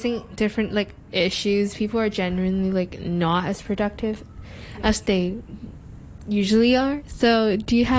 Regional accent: Singapore; now in Hong Kong; I'm Singaporean

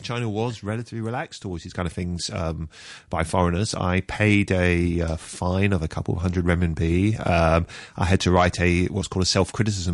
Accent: London, United Kingdom; moved away as an adult; also born or lived in Hong Kong; I grew up in Br, in, in Britain, uh, mostly in London

